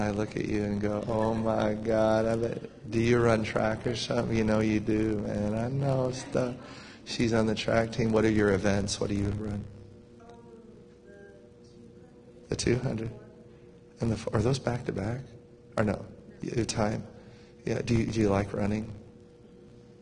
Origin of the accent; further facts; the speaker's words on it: United States; we're American